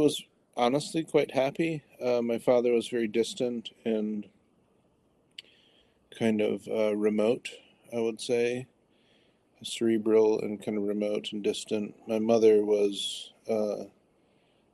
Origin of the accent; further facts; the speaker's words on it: Detroit, Michigan, United States; I grew up in Detroit. So Southeast Michigan